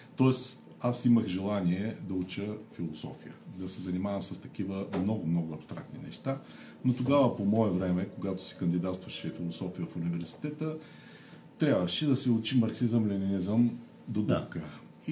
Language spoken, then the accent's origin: Bulgarian; Sliven, Sliven Province, Bulgaria; moved away; аз съм от Сливен, завършил съм там езиковата гимназия